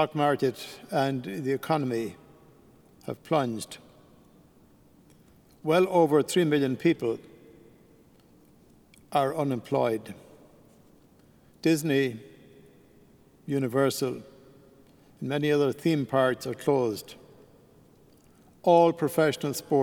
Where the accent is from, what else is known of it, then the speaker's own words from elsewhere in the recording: Ireland; moved away; being an Irishman, I decided I would go back to Ireland